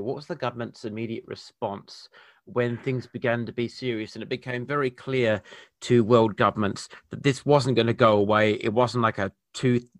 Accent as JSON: {"language": "English", "town": "Perth", "region": "Western Australia", "country": "Australia", "tie": "born or raised there", "moved": "yes", "lives_now": "Adelaide, Australia", "said": "I was born and raised in Perth, which is the capital of Western Australia"}